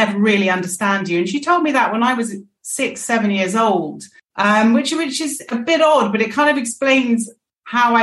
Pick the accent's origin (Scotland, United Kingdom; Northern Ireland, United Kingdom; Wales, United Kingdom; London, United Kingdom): London, United Kingdom; also born or lived in Bishop's Stortford / New York / Rome; I was born in Bishop Stortford and then moved on to Battersea pretty quickly